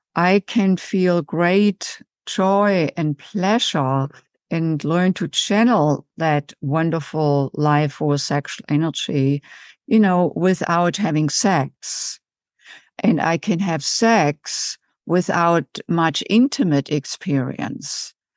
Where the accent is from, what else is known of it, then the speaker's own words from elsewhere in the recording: Germany; English is a second language; moved away as an adult; also born or lived in United States; now in Chicago, United States; as you can tell from my accent, I didn't grow up in the United States. I was born and raised in Germany and came in my late 20s